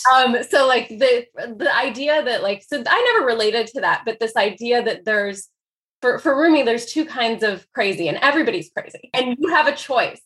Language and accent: English; Dayton, Ohio, United States; first language Persian; also born or lived in Chicago / Iran / Greece / France; I grew up mostly in Dayton, Ohio